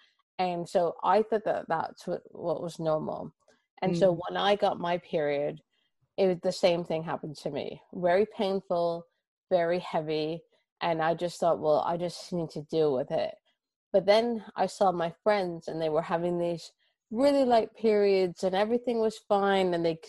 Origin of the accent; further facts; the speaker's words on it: Toronto, Ontario, Canada; now in London, United Kingdom; Everyone kind of wonders when they hear me, they wonder where I'm from, but I'm from Toronto.